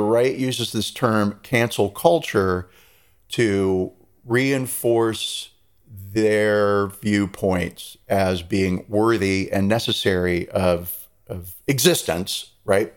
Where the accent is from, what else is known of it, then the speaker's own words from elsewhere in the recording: United States; moved away; the American there